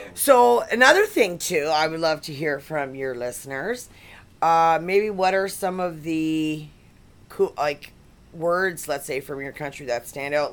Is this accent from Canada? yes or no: yes; Canada; we're from Canada